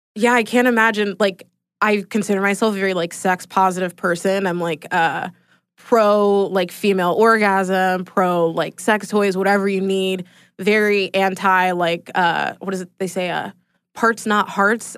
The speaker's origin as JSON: {"language": "English", "town": "Atlanta", "region": "Georgia", "country": "United States", "tie": "born or raised there", "said": "Born and raised in Atlanta"}